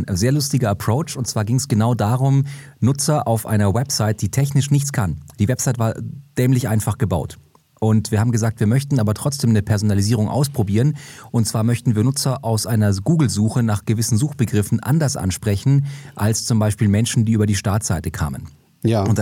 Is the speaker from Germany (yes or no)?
yes; Munich, Bavaria, Germany; bin als gebürtiger Münchner